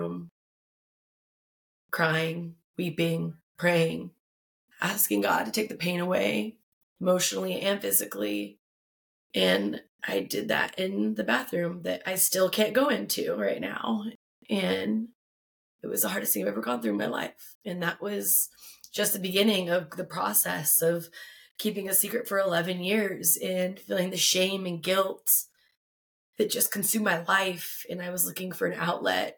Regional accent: Tucson, Arizona, United States; I've been born and raised in Tucson, Arizona

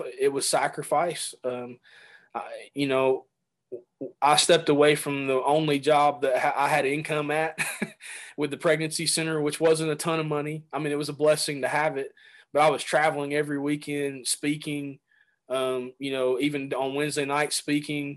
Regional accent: Chattanooga, Tennessee, United States; moved away as an adult; also born or lived in Tampa, Florida; We moved from Tampa, Florida, back to Chattanooga, Tennessee, where I grew up

